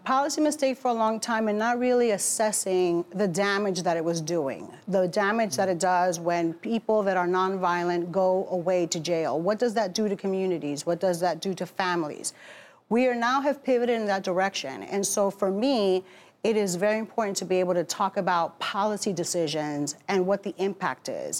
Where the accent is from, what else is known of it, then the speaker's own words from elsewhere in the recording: Newark, New Jersey, United States; also born or lived in Bronx, New York; raised in Newark.